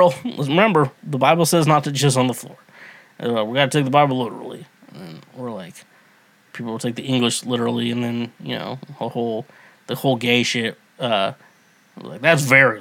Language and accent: English; Midwest, United States; I grew up in the Midwest.